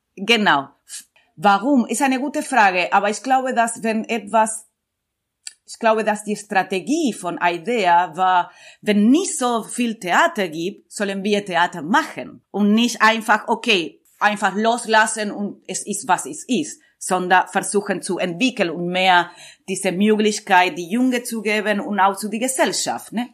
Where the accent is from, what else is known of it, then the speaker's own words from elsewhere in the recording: Buenos Aires, Argentina; German is a second language; moved away; also born or lived in Amman, Jordan / Berlin; ich komme aus Buenos Aires